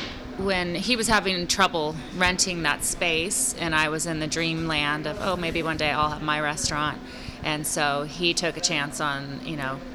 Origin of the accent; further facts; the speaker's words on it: Sonoma, California, United States; So I grew up in Sonoma mostly, but then when my parents split up, you know, I would come back and forth.